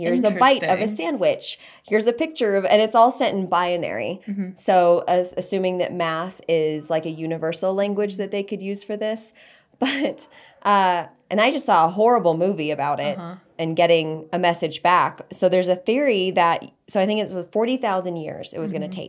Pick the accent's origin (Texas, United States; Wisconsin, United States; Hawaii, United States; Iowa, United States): Texas, United States; I'm from Texas. Shoot first, ask later.